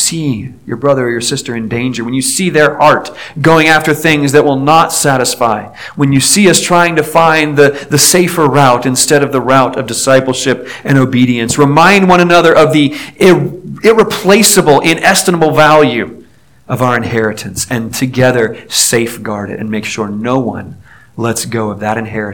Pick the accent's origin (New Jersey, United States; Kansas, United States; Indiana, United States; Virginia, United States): Virginia, United States; Newport News; I grew up in Newport News, Virginia